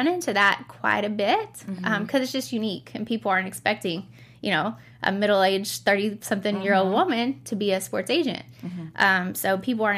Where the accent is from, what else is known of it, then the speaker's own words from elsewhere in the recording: Western Kentucky, United States; moved away as an adult; also born or lived in San Diego, California; growing up in Western Kentucky